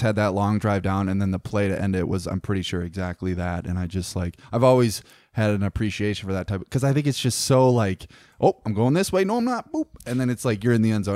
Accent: Northern Wisconsin, United States; we were on, like, the, uh, so close to Minnesota

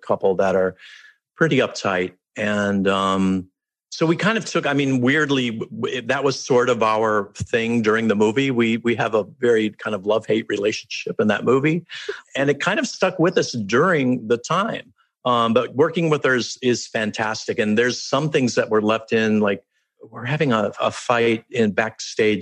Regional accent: Chicago suburbs, Illinois, United States; moved away as an adult; also born or lived in Ohio; I was born in Ohio, but I grew up in the Chicago suburbs

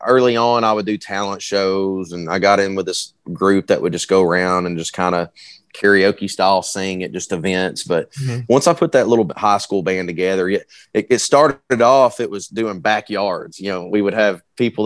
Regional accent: Sherwood, Arkansas, United States; moved away as an adult; now in Texas, United States; So I grew up in Sherwood, which nobody knows where that is. So I just say North Little Rock area.

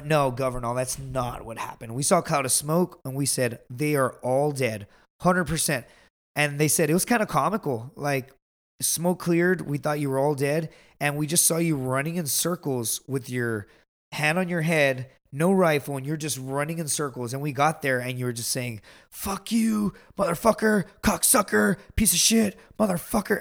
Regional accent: Laredo, Texas, United States; I am from the border

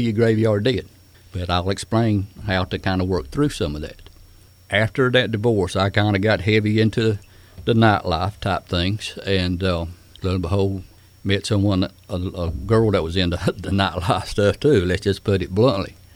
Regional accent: Smithfield, United States; I grew up around Smithfield

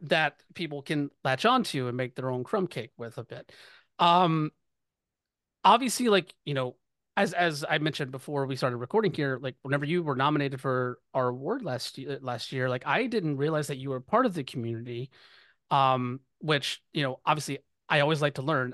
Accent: the South, United States; I'm growing up in the South

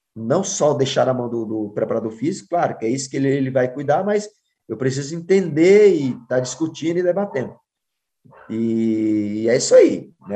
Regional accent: Ceará, Brazil; moved away; also born or lived in Spain / Argentina; eu sou cearense e sou cearense lá de Xirambim, ainda mais, 200 quilômetros da capital

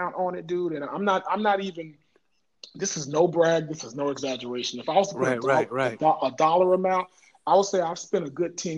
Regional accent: Dallas, Texas, United States; I grew up in Oak Cliff, Texas. I grew up in Dallas in Oak Cliff

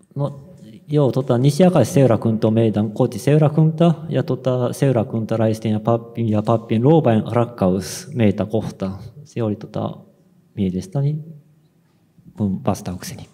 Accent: Osaka, Japan; Finnish is a second language; also born or lived in South Ostrobothnia, Finland / Tokyo, Japan / Germany; now in Kobe, Japan; Mä oon kotoisin Osakasta

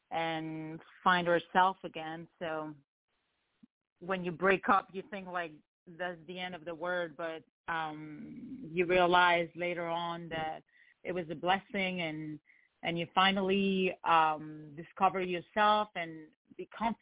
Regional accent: France; moved away as an adult; also born or lived in Lebanon; now in Los Angeles, United States; I actually live in Los Angeles, California, but I'm from France. So, I grew up in France and was born in Lebanon, and I moved to California 7 years ago.

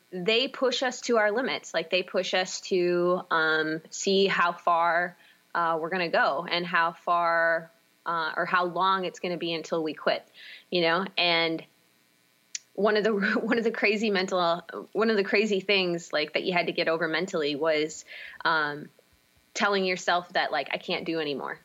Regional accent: Baldwin, Wisconsin, United States; also born or lived in St. Paul, Minnesota; I grew up in Baldwin, Wisconsin.

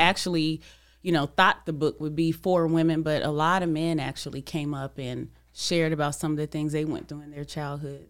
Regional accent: California, United States; I'm from Cali

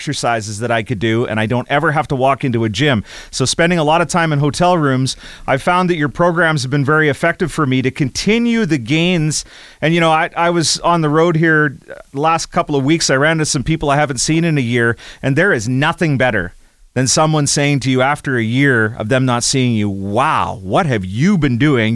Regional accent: Rosetown, Saskatchewan, Canada; I'm from Rosetown, Saskatchewan, Canada

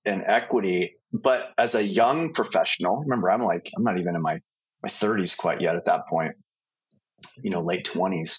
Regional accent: Bay Area, California, United States; also born or lived in Oregon; I grew up in the Bay Area, so Silicon Valley kid

